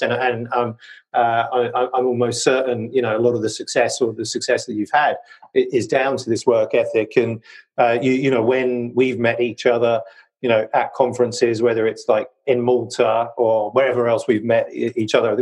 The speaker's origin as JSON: {"language": "English", "country": "United Kingdom", "said": "my British genes"}